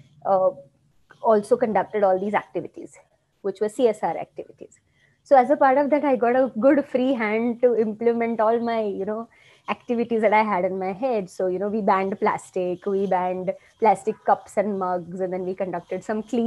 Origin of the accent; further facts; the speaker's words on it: Silvassa, Dadra and Nagar Haveli and Daman and Diu, India; So I grew up in Silvassa. That's a little town in Dadra Nagar Haveli, Union